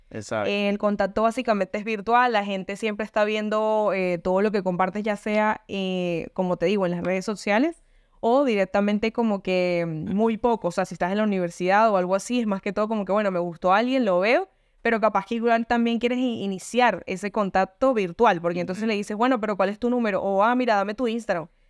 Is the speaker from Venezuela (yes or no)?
yes; Venezuela; now in Argentina; vivo en Argentina y soy de Venezuela.